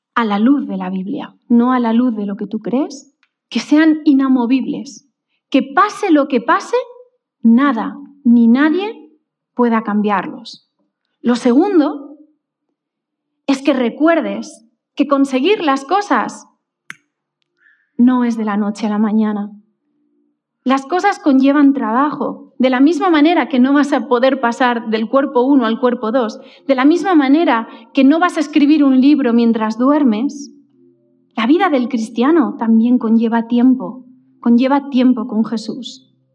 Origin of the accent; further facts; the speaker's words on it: Valencia, Valencian Community, Spain; recuerdo que con ocho años, cuando nos fuimos a vivir al colegio de Valencia